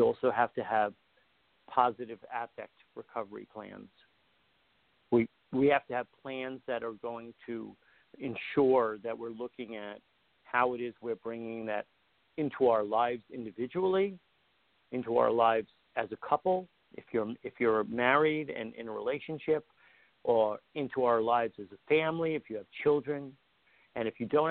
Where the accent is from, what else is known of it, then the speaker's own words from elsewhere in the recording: Long Island, New York, United States; I was raised on Long Island. I was raised by the beach